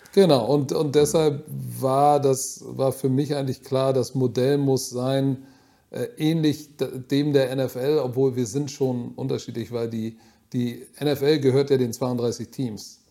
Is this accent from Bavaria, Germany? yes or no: no; Hamburg, Germany; ich bin Deutscher, wirklich, ich bin ein echter Hamburger